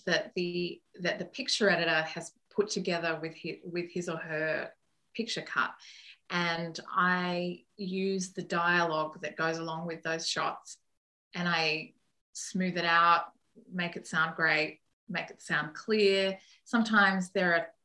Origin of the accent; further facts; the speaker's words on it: Sydney, New South Wales, Australia; moved away as an adult; now in United States; I'm from Sydney